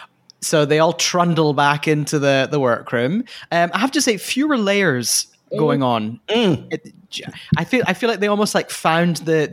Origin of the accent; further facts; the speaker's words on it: United Kingdom; a show which Fraser and I do not approve of, despite being British.